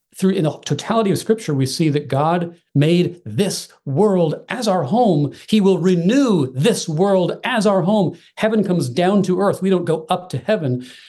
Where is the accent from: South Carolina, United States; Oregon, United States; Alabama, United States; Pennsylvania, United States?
Oregon, United States; also born or lived in Texas; now in Virginia, United States; Call myself an Oregonian, actually, by upbringing